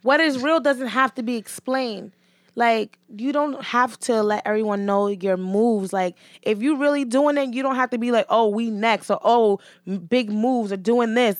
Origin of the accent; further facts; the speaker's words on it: New York City, New York, United States; I grew up in Hell's Kitchen